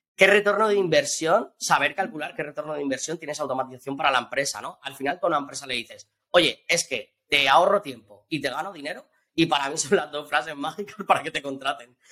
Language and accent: Spanish; Valencian Community, Spain; also born or lived in Australia; yo que soy valenciano